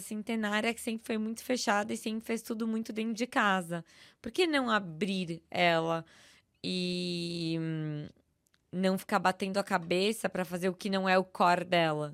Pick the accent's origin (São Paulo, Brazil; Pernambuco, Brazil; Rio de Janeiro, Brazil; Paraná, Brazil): São Paulo, Brazil; eu sou paulista, paulistana, nascida, criada, vivida